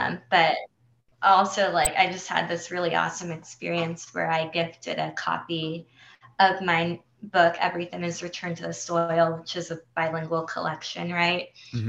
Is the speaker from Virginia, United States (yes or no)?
no; San Diego, California, United States; first language Spanish; English is a second language; I'm Mexican-American, grew up in San Diego, which is, considered a border town. And my mother was born in Mexico, migrated to the U.S. When she was a teenager with her family.